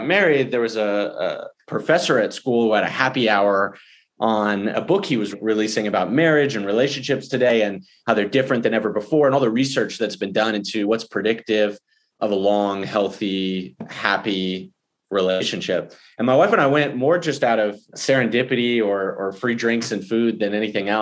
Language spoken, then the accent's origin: English; Houston, Texas, United States; I grew up in Houston and I live there now with my wife and daughter and dog